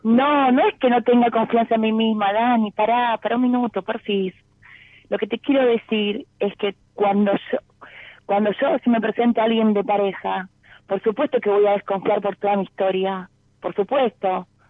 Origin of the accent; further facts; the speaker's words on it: Exaltación de la Cruz, Buenos Aires, Argentina; De Saltación de la Cruz